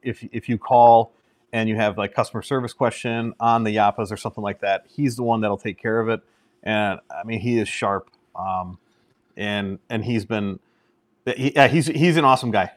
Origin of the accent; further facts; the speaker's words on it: Merrill, Wisconsin, United States; I've been in Merrill since, uh, second grade. So, yeah, I, I, I'm basically grown up and from here